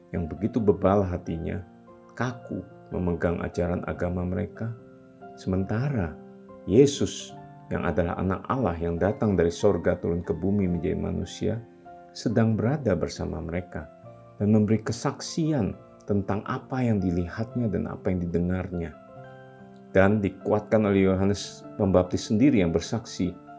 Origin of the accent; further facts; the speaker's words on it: Kalimantan, Indonesia; moved away; also born or lived in Java; asal-usul saya yang dari Kalimantan